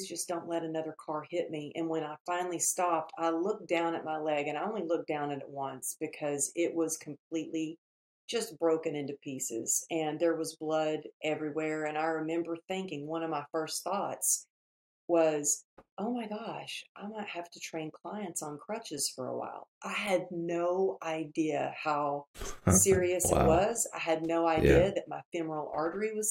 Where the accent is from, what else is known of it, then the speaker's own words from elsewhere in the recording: Texas, United States; now in Los Angeles, United States; I'm out here in LA, but obviously you can maybe tell a little bit by my accent. I'm originally from Texas